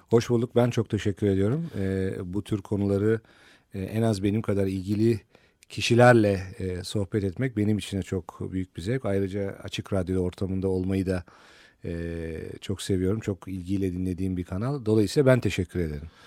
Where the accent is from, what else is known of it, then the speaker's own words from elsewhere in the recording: Turkey; bir Türk olarak